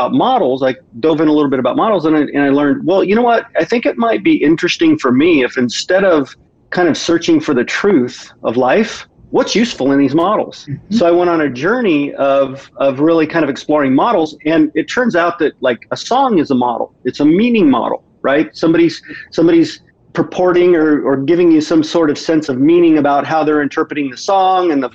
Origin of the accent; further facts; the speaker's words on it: Midwest, United States; I grew up in the Midwest